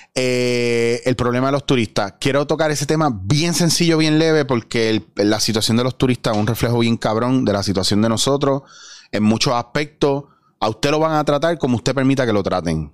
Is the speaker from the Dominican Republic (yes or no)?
no; Puerto Rico; nosotros como puertorriqueños